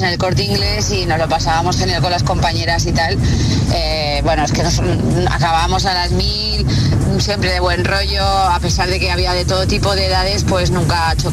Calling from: Zaragoza, Aragon, Spain; Buenos días, agitadores. … de Zaragoza.

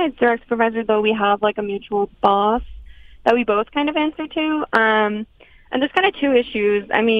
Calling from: Los Angeles, California, United States; I'm calling from L.A.

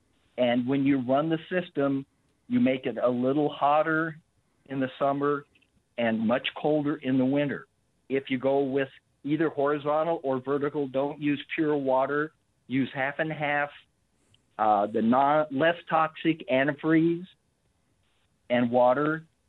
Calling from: Trenton, Missouri, United States; Trenton, Mo.

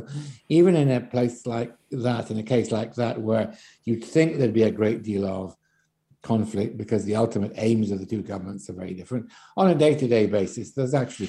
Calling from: Scotland, United Kingdom; In the case of Scotland, for example, I'm speaking here from Scotland

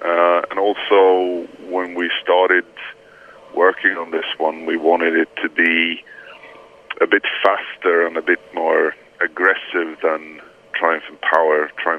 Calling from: Gustavsberg, Stockholm County, Sweden; I'm calling you from Gustavsberg, outside of Stockholm, close to the sea.

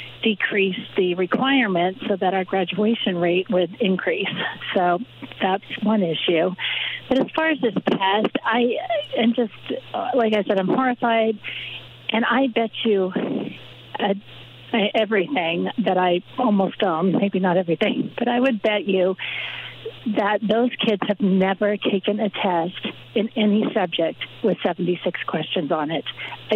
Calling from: Oregon, United States; Hi, I'm calling from Oregon

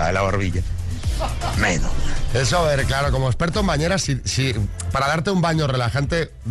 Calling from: Salceda, Galicia, Spain; Buenos días, chicos. … de Salceda, Galicia

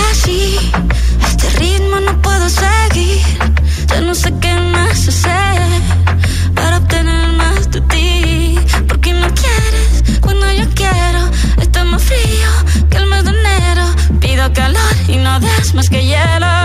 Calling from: Valencia, Valencian Community, Spain; de Valencia

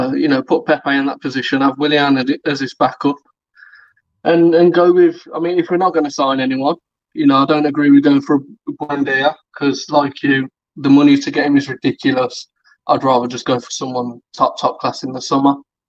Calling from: Birmingham, West Midlands, United Kingdom; Birmingham again, mate.

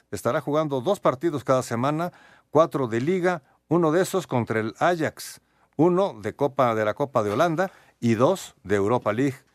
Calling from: Mexico City, Mexico; buenas noches … de la Colonia Guerrero.

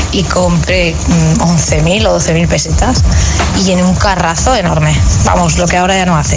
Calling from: Huesca, Aragon, Spain; de Huesca.

